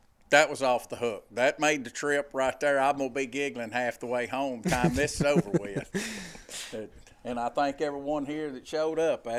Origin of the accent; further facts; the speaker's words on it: Winchester, Tennessee, United States; Winchester, Tennessee.